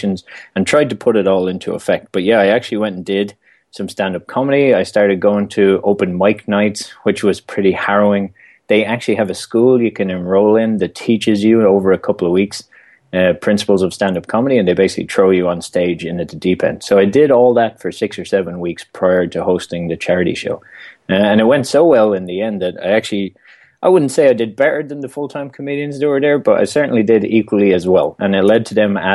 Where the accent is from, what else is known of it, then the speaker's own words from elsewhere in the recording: Dublin, Leinster, Ireland; moved away as an adult; now in United States; I came to the U.S. originally from Ireland, born and raised in Dublin, and moved to the U.S. working with the Irish government